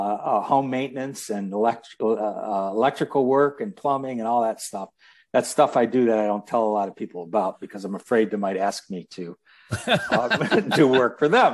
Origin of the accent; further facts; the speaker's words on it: Detroit, Michigan, United States; born there; I was born in Detroit